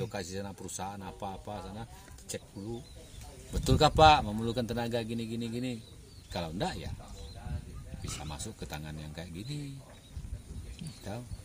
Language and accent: Indonesian; Indonesia; moved away as an adult; now in London, United Kingdom; memperkenalkan diri saya dari Indonesia